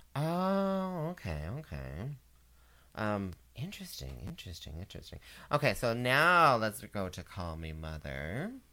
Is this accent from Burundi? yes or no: no; Canada; I'm a Canadian audiencer